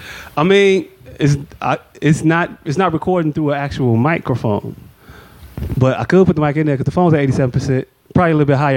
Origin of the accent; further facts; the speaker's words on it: Chicago, Illinois, United States; I am from Chicago. I'm from Chicago